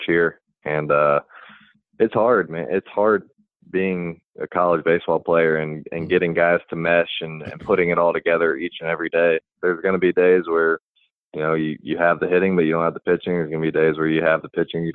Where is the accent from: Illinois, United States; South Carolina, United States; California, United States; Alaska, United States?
South Carolina, United States; Columbia; growing up in Columbia